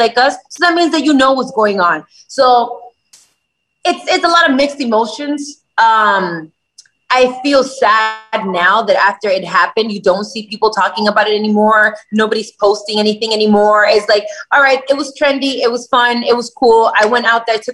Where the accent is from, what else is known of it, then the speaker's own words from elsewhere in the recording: Miami, Florida, United States; I was born in the United States. I was born in Miami.